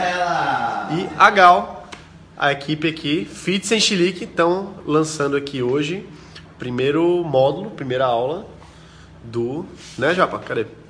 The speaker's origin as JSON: {"language": "Portuguese", "region": "Pernambuco", "country": "Brazil", "said": "eu que sou daqui da região, que sou daqui de Pernambuco"}